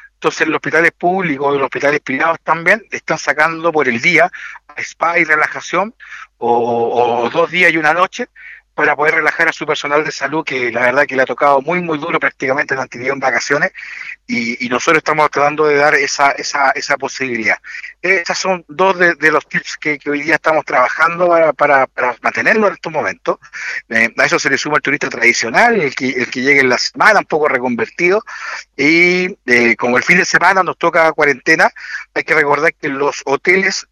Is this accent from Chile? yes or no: yes; Linares, Maule, Chile; also born or lived in Santiago Metropolitan Region; now in San José de Maipo, Chile; Yo soy de Linares, así que eh, mi corazón está allá